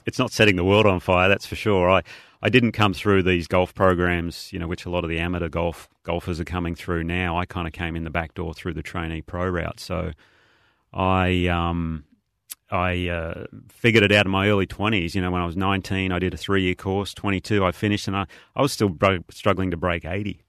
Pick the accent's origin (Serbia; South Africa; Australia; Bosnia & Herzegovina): Australia; being an Aussie